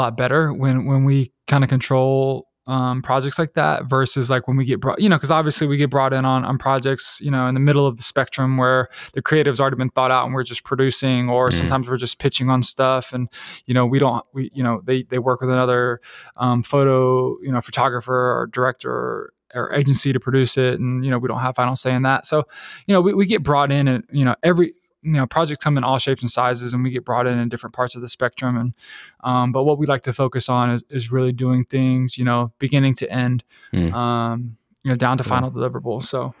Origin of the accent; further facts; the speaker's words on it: Decatur, Georgia, United States; I'm from Decatur, Georgia, which is like, you know, a pretty, you know, big city in Atlanta. It's kind of like neighboring Atlanta City. It's metropolitan Atlanta.